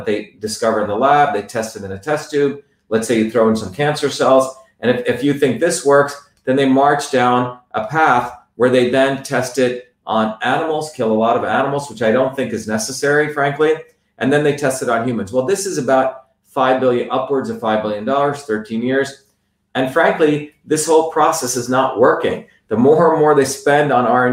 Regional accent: India; now in United States; I grew up in India

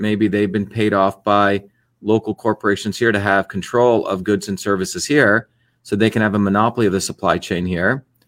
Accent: India; moved away; I grew up in a country which had, was called the untouchables, okay, which is what we were considered, right? The people that were dirty people, right? Um, a caste system in India

